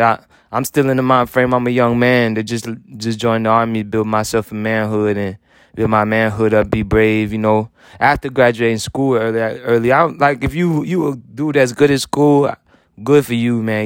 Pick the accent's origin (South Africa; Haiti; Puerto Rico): Haiti; moved away; I was born rich in Haiti